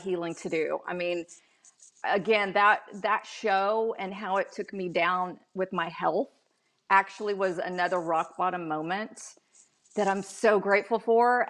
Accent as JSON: {"language": "English", "town": "Dallas", "region": "Texas", "country": "United States", "tie": "born or raised there", "moved": "yes", "said": "I grew up in Texas"}